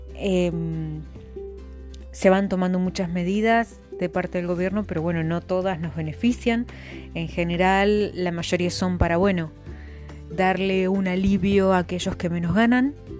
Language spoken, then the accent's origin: Spanish; La Pampa, Argentina; soy de La Pampa, una vasta provincia de Argentina